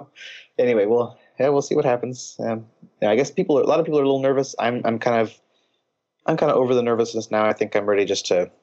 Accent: Seattle, Washington, United States; I'm from Seattle and I'm a huge Seahawks fan.

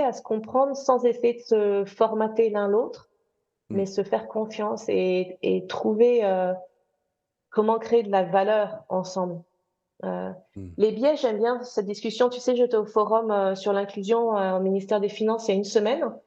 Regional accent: France; also born or lived in United Kingdom; now in London, United Kingdom; je suis française anglaise

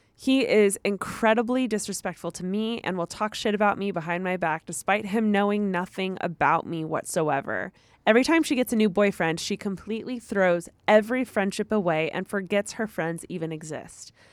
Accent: United States; I'm from the United States

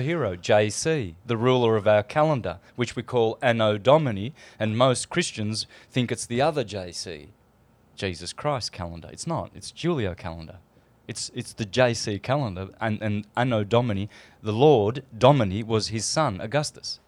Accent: Australia; moved away; I come from Australia

